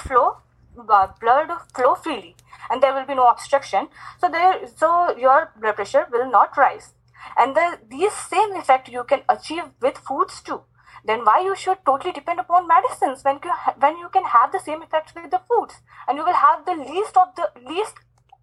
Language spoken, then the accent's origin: English; India; I'm from India